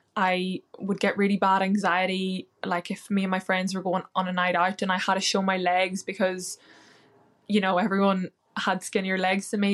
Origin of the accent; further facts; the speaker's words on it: Northern Ireland, United Kingdom; now in London, United Kingdom; I'm from Ireland, Northern Ireland, and I live in London now